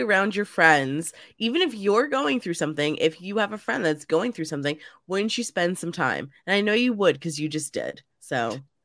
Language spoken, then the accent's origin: English; New Jersey, United States; moved away as an adult; now in St. Louis, United States; I moved from New Jersey. Um, I was a lifelong Jersey girl